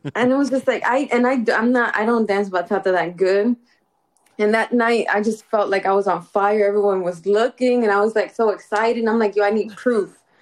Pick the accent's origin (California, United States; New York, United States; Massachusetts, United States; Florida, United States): New York, United States; New York City; I'm from Castle Hill.